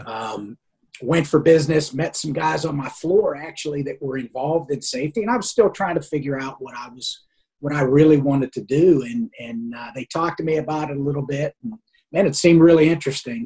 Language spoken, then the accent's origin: English; Pennsylvania, United States; I grew up in Pennsylvania